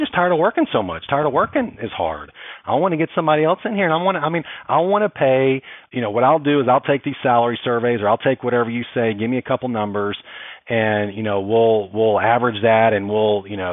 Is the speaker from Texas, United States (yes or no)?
yes; Texas, United States; I was from Texas originally